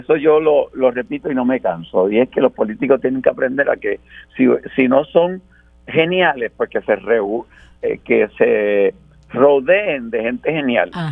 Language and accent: Spanish; Puerto Rico